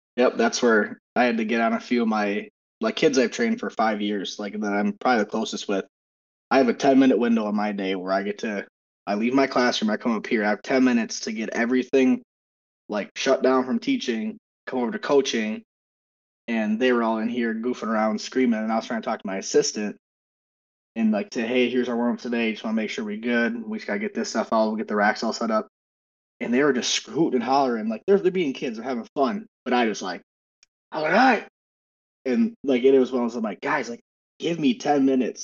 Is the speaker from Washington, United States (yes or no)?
no; Wisconsin, United States; now in Minnesota, United States; I'm born and raised in Wisconsin, and I currently reside in Minnesota